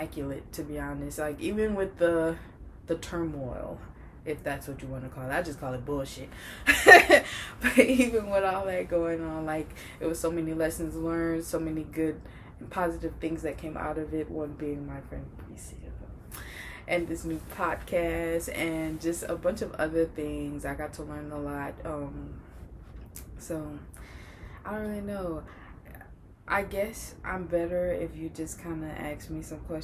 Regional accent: New Orleans, Louisiana, United States; moved away as an adult; now in Texas, United States; I am originally from New Orleans. I'm new to the Texas area.

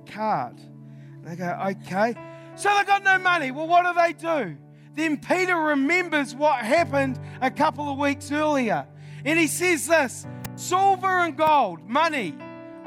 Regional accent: New Zealand; I'm from New Zealand.

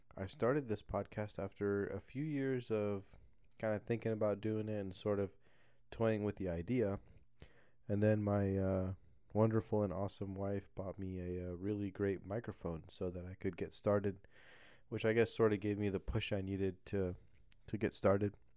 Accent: southern Indiana, United States; moved away as an adult; also born or lived in Alabama; I was born and, uh, raised in southern Indiana

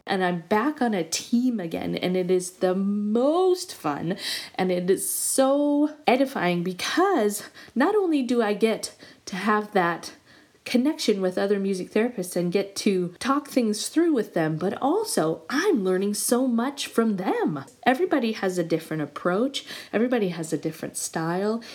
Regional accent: Montana, United States; moved away as an adult; also born or lived in Michigan / Indiana; I always knew I wanted to go back to my home state of Montana

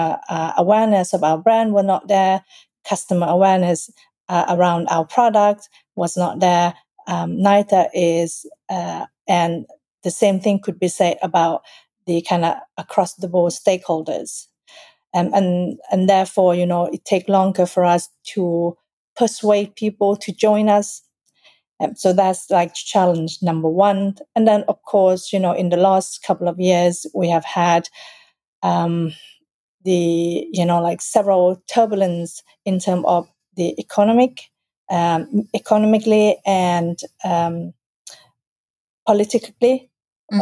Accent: Sweden; moved away as an adult; also born or lived in Thailand; now in United Kingdom; I was born in Thailand, raised in Sweden, and I have lived here since year 2000

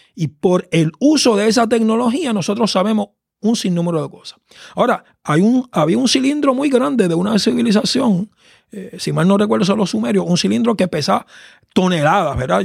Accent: Caguas, Puerto Rico; yo soy del país de Caguas, un valle al centro de la isla, eh, donde me crié y conocí el Evangelio

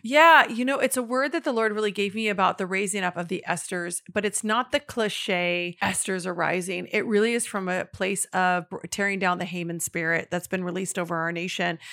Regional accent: the Northwest, Pacific Northwest, United States; I'm actually from the Northwest.

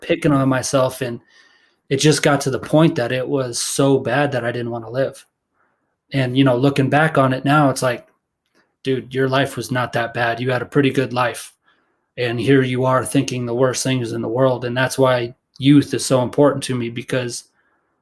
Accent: Fort Collins, Colorado, United States; now in Denver, United States; I grew up in Fort Collins

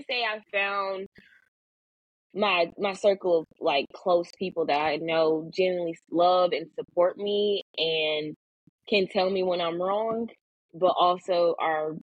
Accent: Milwaukee, Wisconsin, United States; moved away as an adult; now in Kentucky, United States; I'm from Milwaukee, Wisconsin.

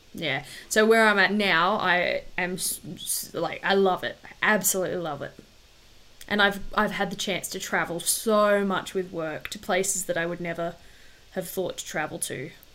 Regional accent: Darwin, Northern Territory, Australia; also born or lived in Wagga Wagga / Canberra; Childhood was good. Yeah, I was born in Darwin, which is up the very top of Australia. And because my dad's ex-army, we didn't move around heaps like a lot of the other army brats, but we moved from Darwin to Wagga Wagga and then back to Darwin

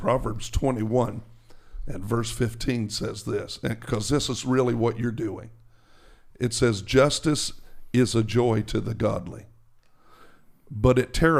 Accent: New Jersey, United States; I'm from New Jersey, man.

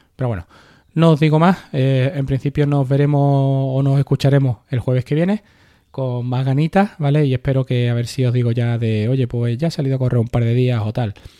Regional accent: Carmona, Andalusia, Spain; la carrera de mi pueblo

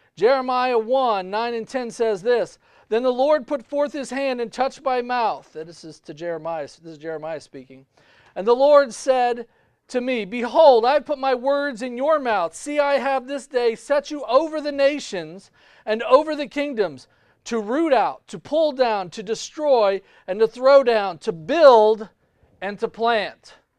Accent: United States; I was born in the United States

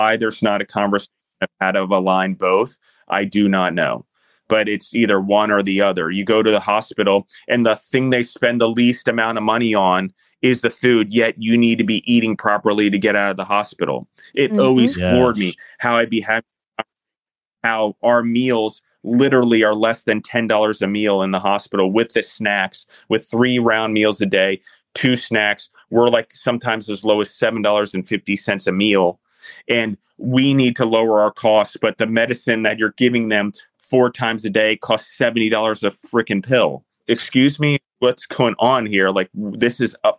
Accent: United States; as the United States, we're free-minded.

